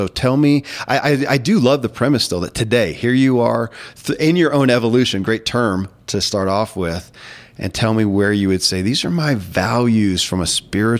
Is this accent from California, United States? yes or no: no; Kentucky, United States; born or raised there